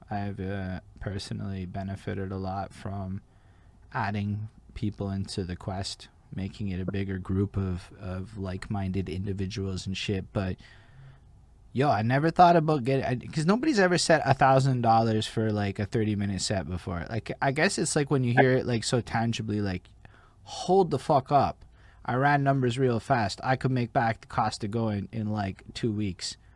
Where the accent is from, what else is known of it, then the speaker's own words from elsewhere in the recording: Montreal, Quebec, Canada; I'm from Montreal.